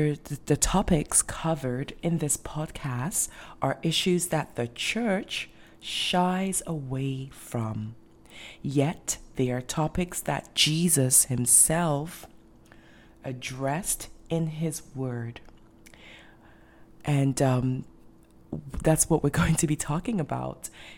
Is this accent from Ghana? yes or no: yes; Ghana; also born or lived in Europe / North America; your host. I'm originally from Ghana. I was born and raised in Ghana, but I also moved around the world, and I grew up in different countries as well.